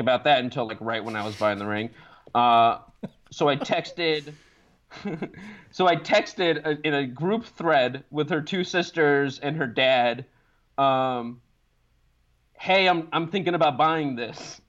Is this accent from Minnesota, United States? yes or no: no; Los Angeles, California, United States; moved away as an adult; now in Baltimore, United States; I grew up in Los Angeles